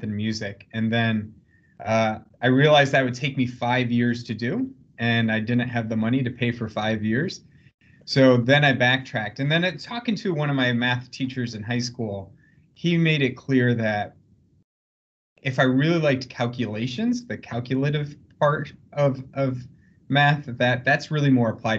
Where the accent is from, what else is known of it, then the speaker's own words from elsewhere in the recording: South Bend, Indiana, United States; moved away as an adult; I grew up actually in the shadow of the University of Notre Dame in South Bend, Indiana